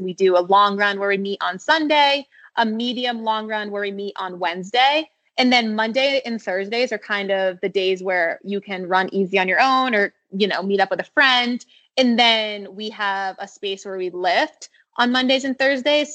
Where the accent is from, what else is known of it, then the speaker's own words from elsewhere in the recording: Standish, Maine, United States; moved away; also born or lived in Arizona; My parents live on Sebago Lake, um, which is in Standish, Maine, is where I was raised